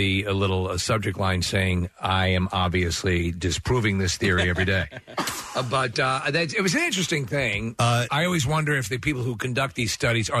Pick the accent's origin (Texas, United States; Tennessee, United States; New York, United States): New York, United States; moved away; growing up in New York